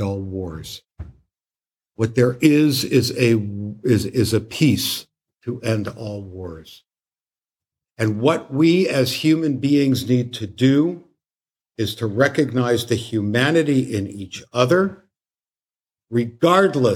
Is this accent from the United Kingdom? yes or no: no; Canada; now in United States; When I was growing up in Canada